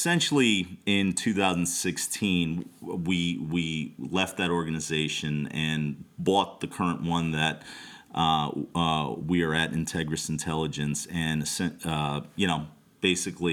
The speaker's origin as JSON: {"language": "English", "town": "New York City", "region": "New York", "country": "United States", "tie": "born or raised there", "also_born_or_lived": "Brooklyn", "said": "I come from an immigrant Bangladeshi family. We grew up in Queens and spent a lot of time in Brooklyn"}